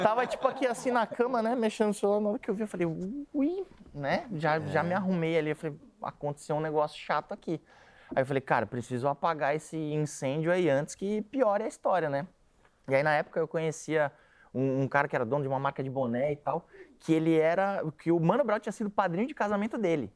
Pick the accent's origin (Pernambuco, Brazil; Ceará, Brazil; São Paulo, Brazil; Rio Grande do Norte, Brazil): São Paulo, Brazil; eu sou da Vila Santa Catarina.